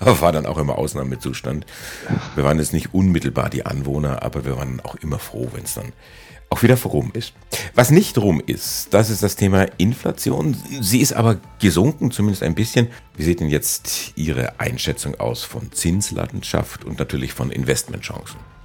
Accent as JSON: {"language": "German", "town": "Erlangen", "region": "Bavaria", "country": "Germany", "tie": "born or raised there", "said": "Ich bin gebürtiger Erlangener, da gibt es die Bergkirchweih"}